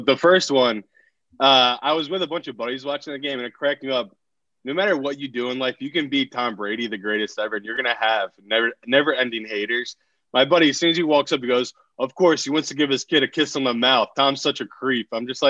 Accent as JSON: {"language": "English", "town": "Burnley", "region": "North West England", "country": "United Kingdom", "tie": "born or raised there", "said": "This scarf right here is from my hometown in England. So this is my home club, Burnley."}